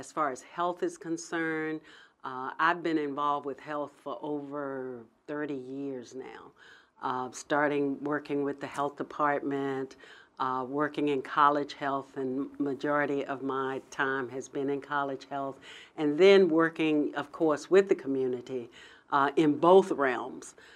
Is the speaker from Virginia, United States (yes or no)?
yes; Hampton, Virginia, United States; also born or lived in Pennsylvania; I grew up in Hampton, and I, uh, went to undergrad at Hampton